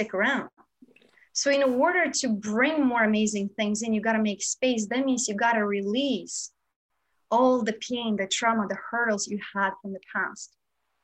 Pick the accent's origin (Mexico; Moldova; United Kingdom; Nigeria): Moldova; now in Los Angeles, United States; I grew up in Moldova, which is a part of Romania.